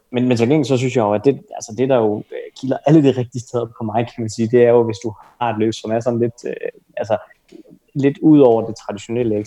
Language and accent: Danish; Denmark